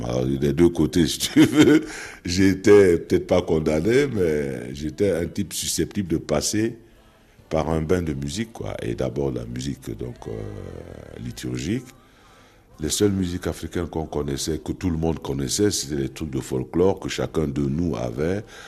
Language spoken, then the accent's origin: French; Cameroon; moved away; also born or lived in Brussels, Belgium; chez nous, dans le Makosa